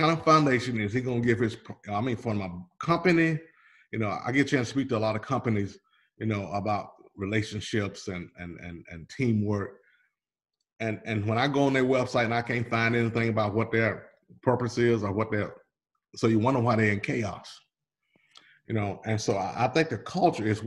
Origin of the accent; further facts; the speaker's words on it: Hickory, Mississippi, United States; moved away; I will always be from Hickory, Mississippi